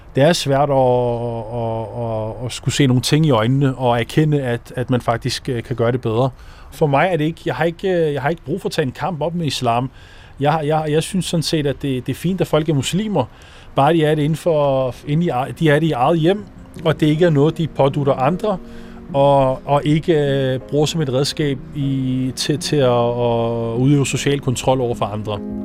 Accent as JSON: {"language": "Danish", "town": "Ishøj", "region": "Capital Region of Denmark", "country": "Denmark", "tie": "born or raised there", "also_born_or_lived": "Morocco", "moved": "as an adult", "lives_now": "Copenhagen, Denmark", "said": "hvor jeg er vokset op, Ågården 9"}